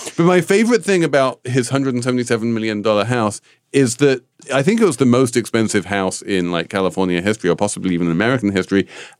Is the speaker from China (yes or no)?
no; England, United Kingdom; because I'm English